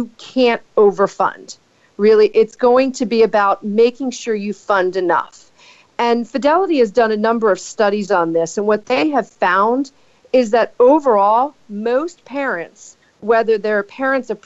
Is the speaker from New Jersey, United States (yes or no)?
yes; New Jersey, United States; my home state of New Jersey